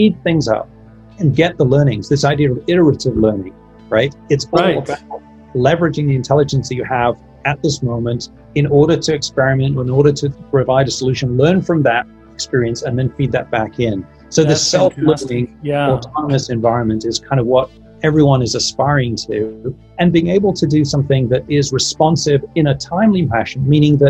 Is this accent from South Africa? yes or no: no; Kent, South East England, United Kingdom; also born or lived in Manchester, England; now in Silicon Valley, United States; grew up in the southeast, which is why I'm a southerner from England.